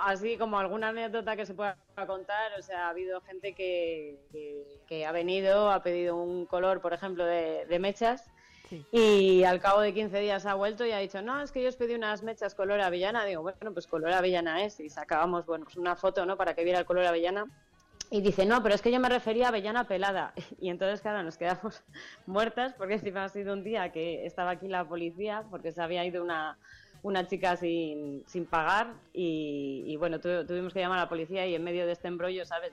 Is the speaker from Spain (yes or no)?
yes; Castile and León, Spain; en mi tierra, en Castilla y León